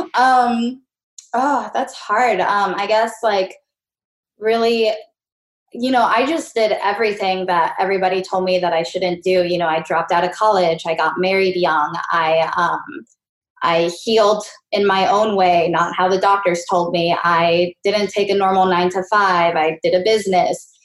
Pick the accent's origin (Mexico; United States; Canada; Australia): Mexico; I was born in Mexico